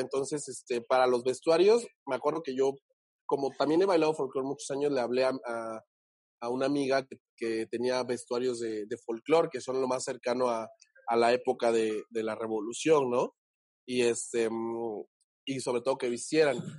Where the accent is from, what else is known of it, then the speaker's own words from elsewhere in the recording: Huatulco, Oaxaca, Mexico; soy de un pueblito de, Oaxaca muy bonito que se llama Huatulco. Vayas de Huatulco, donde la gente suele ir a vacacionar. Es como el, el Cancún perdido. Eh, y bueno, allá en Oaxaca me crié